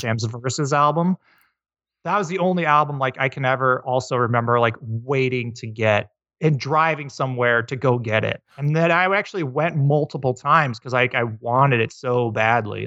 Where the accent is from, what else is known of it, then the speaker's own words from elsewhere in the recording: Iowa, United States; I grew up in Iowa, of all places